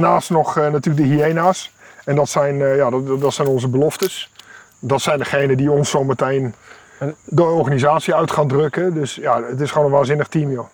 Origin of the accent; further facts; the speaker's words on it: Netherlands; moved away as an adult; now in Kenya; wij als Nederlanders